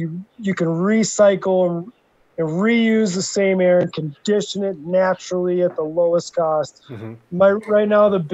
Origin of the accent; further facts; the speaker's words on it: Little Perm, Minnesota, United States; moved away; 30 minutes from where I grew up in Little Perm, Minnesota